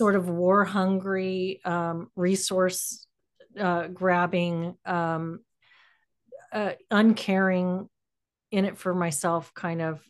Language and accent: English; San Antonio, Texas, United States; I grew up in, uh, South Central Texas